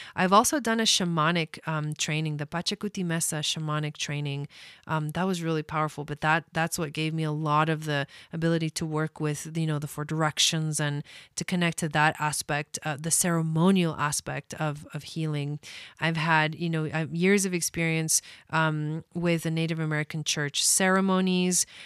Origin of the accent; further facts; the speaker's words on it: Argentina; I'm from Argentina